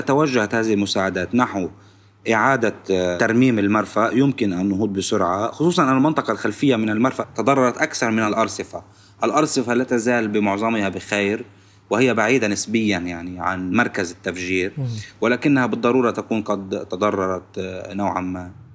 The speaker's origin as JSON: {"language": "Arabic", "country": "Lebanon", "said": "نحن كلبنانيين"}